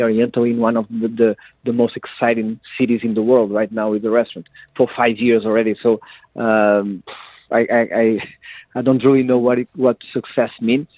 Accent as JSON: {"language": "English", "town": "Cascais", "region": "Lisbon", "country": "Portugal", "tie": "born or raised there", "said": "I was born in Cascais near the sea"}